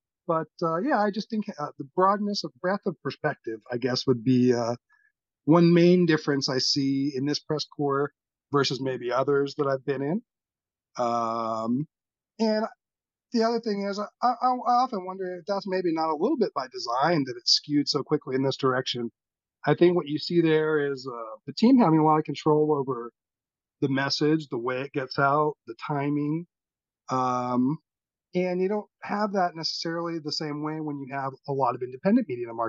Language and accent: English; California, United States; born there; Right. Actually, no, I was born here.